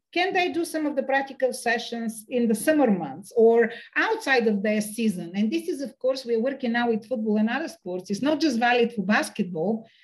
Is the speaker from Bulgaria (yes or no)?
yes; Sofia, Sofia City, Bulgaria; I grew up in Sofia